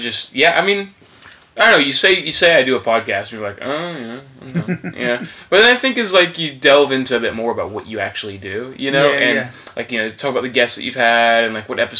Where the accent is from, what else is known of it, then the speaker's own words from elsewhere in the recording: Andalusia, Spain; also born or lived in Atlanta, United States; So I was born in Atlanta, Georgia, in 1995, and I've got a bit of a weird upbringing. When I was about 8 years old, I moved to the south of Spain